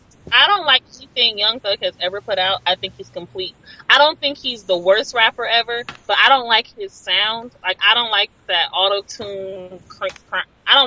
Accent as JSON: {"language": "English", "town": "Los Angeles", "region": "California", "country": "United States", "said": "I feel like I'm from South Central. That's where I live. That's where I'm from."}